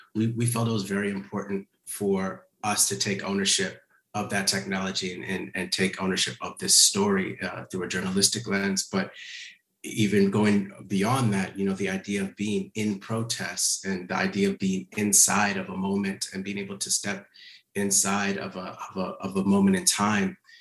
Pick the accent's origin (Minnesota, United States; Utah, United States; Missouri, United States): Minnesota, United States; Minneapolis; now in Los Angeles, United States; Minneapolis, which is my hometown as well. I, I live in Los Angeles, but I grew up just a few blocks.